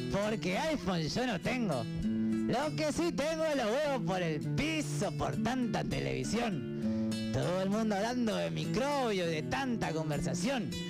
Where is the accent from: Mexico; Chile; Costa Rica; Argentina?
Argentina; Salta; Vengo eh, de Salta. Tierra de mate seviro. Vengo de Salta, compadre. Tierra donde todos son conocidos. Vengo de Salta, compadre.